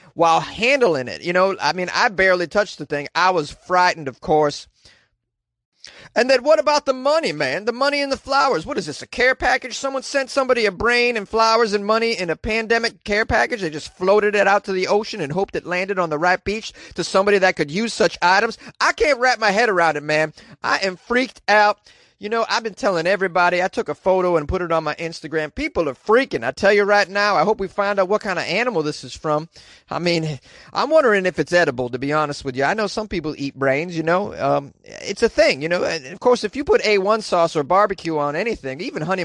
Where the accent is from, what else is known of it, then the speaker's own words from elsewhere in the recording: Massachusetts, United States; born and raised in Massachusetts